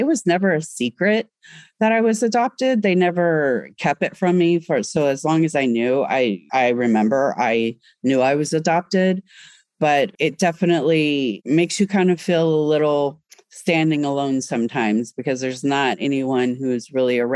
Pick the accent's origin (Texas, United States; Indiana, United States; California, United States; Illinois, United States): Texas, United States; Grand Prairie; I grew up in Grand Prairie, Texas